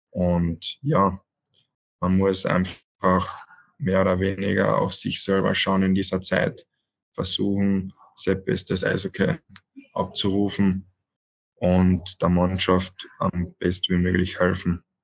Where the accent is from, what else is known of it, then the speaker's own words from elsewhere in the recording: Villach, Carinthia, Austria; Und natürlich in Villach, wo ich eigentlich wirklich aufgewachsen bin in der Halle, so viel Stunden verbracht habe